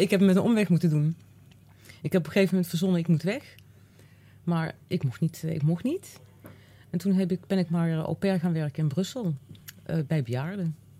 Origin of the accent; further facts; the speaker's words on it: Uden, North Brabant, Netherlands; ik ben in, ik ben in Uden geboren